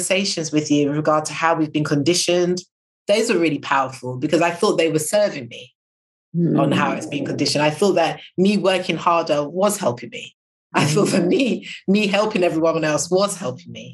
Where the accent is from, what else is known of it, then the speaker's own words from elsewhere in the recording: United Kingdom; being British